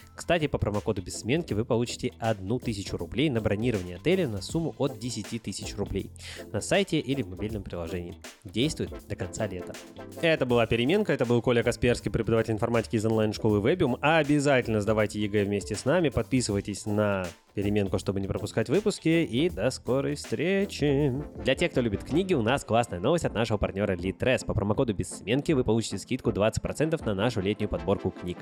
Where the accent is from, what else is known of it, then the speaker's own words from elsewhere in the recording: Sayansk, Irkutsk Oblast, Russia; moved away; also born or lived in Spain; я родился в Сибири, в городе Саянске, Иркутская область, и да, я настоящий сибиряк